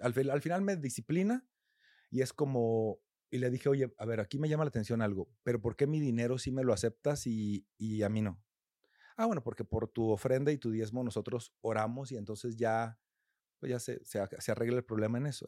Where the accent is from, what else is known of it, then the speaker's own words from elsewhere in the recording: a rural community in Coahuila, Mexico; now in Mexico City, Mexico; yo no soy de aquí de Ciudad de México, soy de una comunidad rural en Coahuila